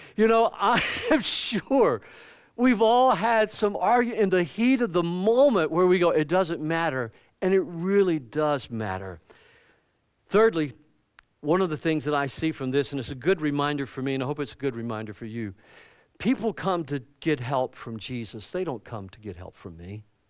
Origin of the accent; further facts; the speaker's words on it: the Bible Belt of the South, United States; moved away as an adult; growing up in the Bible Belt of the South, it was just, you know, Christianity was everywhere